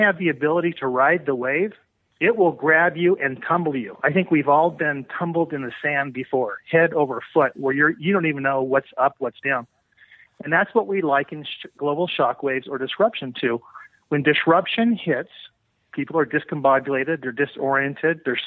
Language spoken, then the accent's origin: English; Oakland, California, United States; I'm from Oakland.